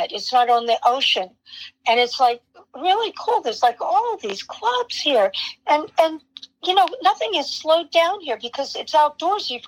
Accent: Miami, Florida, United States; born there; Um, coincidentally, I was born in Miami, Florida.

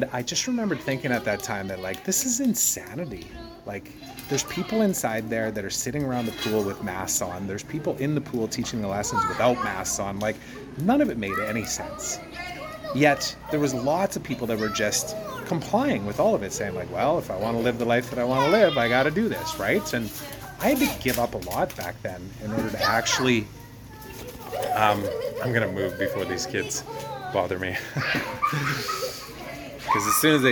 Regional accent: Canada; my home country

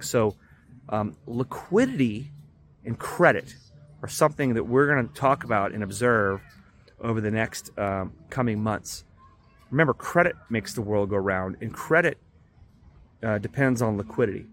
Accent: Dallas, Texas, United States; I'm from Dallas, Texas

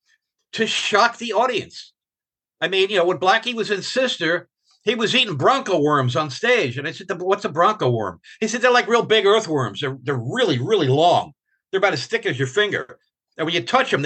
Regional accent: New York, United States; moved away as an adult; I'm from New York

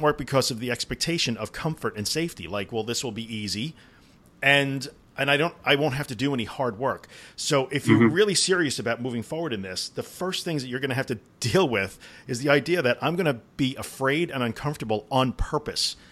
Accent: New York, United States; I'm from New York

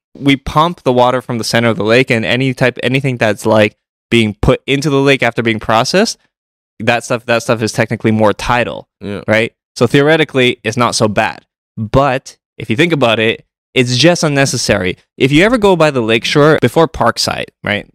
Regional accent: Toronto, Ontario, Canada; growing up in Toronto

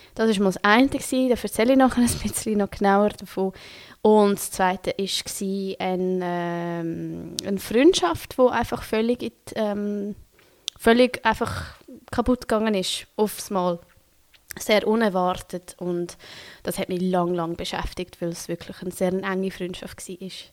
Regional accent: Switzerland; accent: Swiss German; first language Swiss German; German is a second language; now in Berlin, Germany; dass es nicht meine Muttersprache ist. Merkt man vielleicht nicht, wenn ich Schweizerdeutsch rede

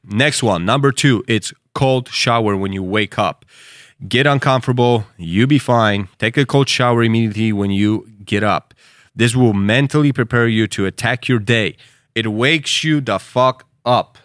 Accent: United States; as an American

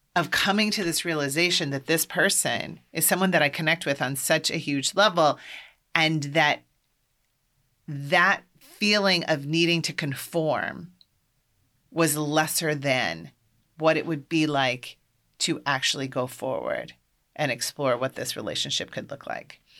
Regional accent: Iowa, United States; moved away as an adult; also born or lived in Boston, Massachusetts; I'm from Iowa, and I grew up Catholic.

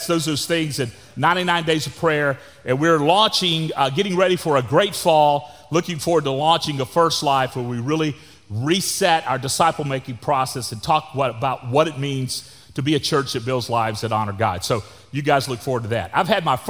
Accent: Florida, United States; I grew up in Florida

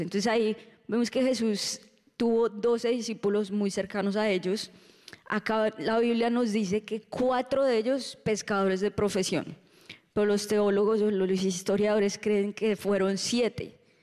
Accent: Colombia; now in Orlando, United States; Estuvimos un mes en Colombia Uh, disfrutando de la tierrita

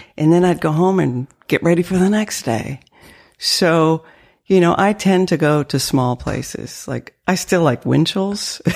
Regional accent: northern Maine, United States; accent: French dialect; first language French; English is a second language; also born or lived in Canada / Nova Scotia, Canada; now in Lexington, United States; I grew up in New England

